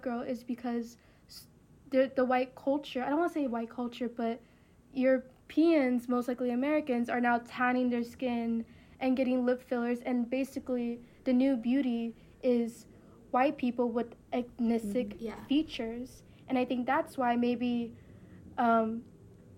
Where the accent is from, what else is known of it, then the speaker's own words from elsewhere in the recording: Puerto Rico; our story is a little bit different compared to other Hispanics because we are a U.S. territory